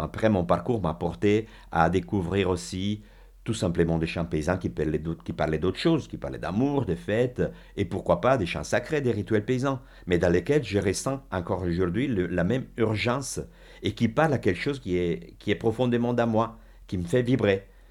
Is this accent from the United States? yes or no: no; Milan, Lombardy, Italy; French is a second language; now in France; je suis italienne